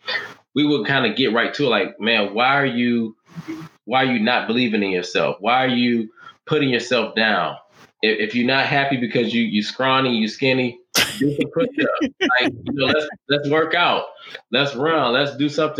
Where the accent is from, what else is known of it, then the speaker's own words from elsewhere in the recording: Detroit, Michigan, United States; I'm from Detroit